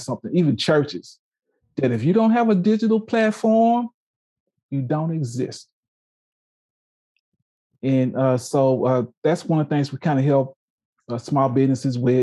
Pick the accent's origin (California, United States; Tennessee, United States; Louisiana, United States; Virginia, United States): Louisiana, United States; now in Oklahoma, United States; I'm from Louisiana, roots Southern University